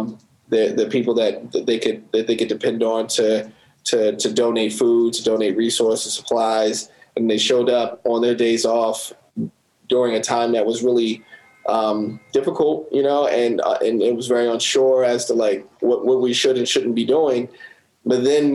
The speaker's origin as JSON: {"language": "English", "town": "Baltimore", "region": "Maryland", "country": "United States", "tie": "born or raised there", "also_born_or_lived": "Southern California", "said": "I was born in Baltimore, but I moved to California when I was 8 or something like that and stayed there till I was 12."}